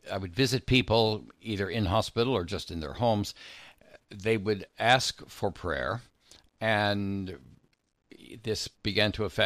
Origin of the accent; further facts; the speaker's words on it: Southern California, United States; I grew up with that in Southern California